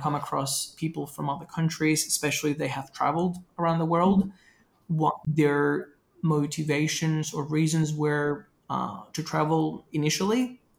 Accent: Venezuela; My experience growing up in Venezuela was really interesting because there was a lot of like social, political, and economic change.

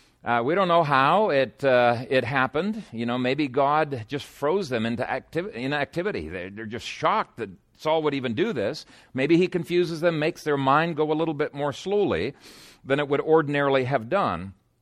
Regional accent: Ethiopia; When I was a teenager growing up in Ethiopia, I had a spear and I regularly practiced with my spear.

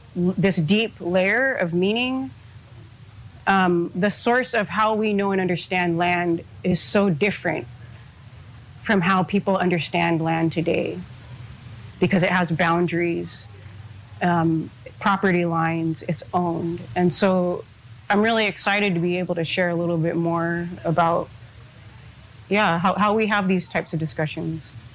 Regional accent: Hawaii, United States; I am an Oivi of Hawaii

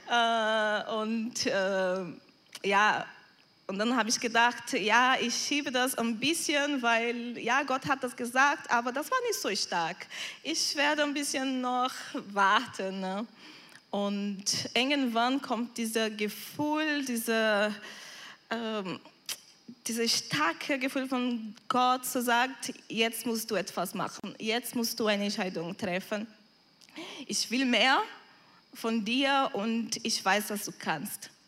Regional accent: Brazil; German is a second language; moved away as an adult; now in Germany; meine Heimat zu verlassen, meine Familie, Freundschaft, alles, was ich in Brasilien gebaut habe.

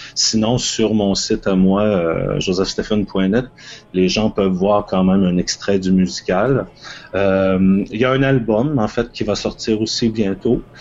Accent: Toronto, Ontario, Canada; chez moi à Toronto

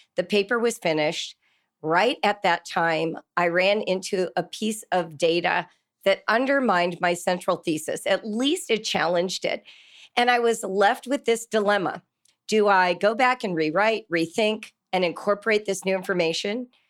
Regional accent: California, United States; moved away as an adult; now in Ohio, United States; I grew up in California and moved to Ohio twenty-two years ago

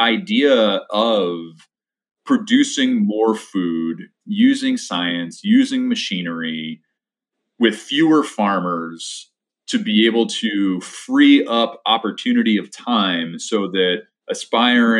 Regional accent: Poughkeepsie, New York, United States; where I grew up in Dutchess County, specifically outside of Poughkeepsie

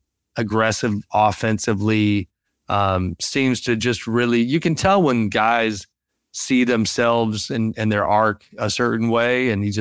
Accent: the Bay Area near San Francisco, California, United States; I grew up in the Bay near San Francisco

